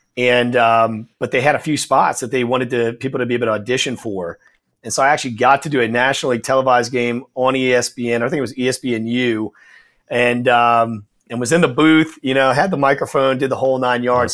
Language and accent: English; New Orleans, Louisiana, United States; I'm born and raised in New Orleans